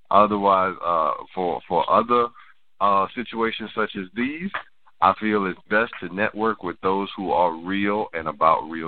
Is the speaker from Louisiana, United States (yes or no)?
yes; New Orleans, Louisiana, United States; I I am from New Orleans, just like the rest of the group.